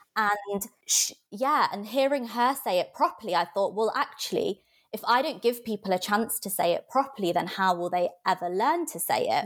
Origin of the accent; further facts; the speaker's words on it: Nottinghamshire, East Midlands, United Kingdom; I grew up, um, kind of in Nottinghamshire, so it wasn't in the centre